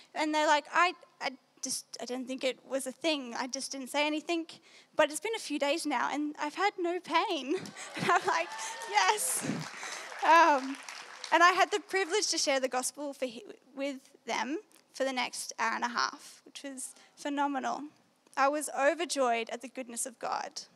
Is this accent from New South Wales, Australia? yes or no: yes; New South Wales, Australia; So, yes, I'm from New South Wales. Last year, um, I was in year 12 at a Christian school in Maitland.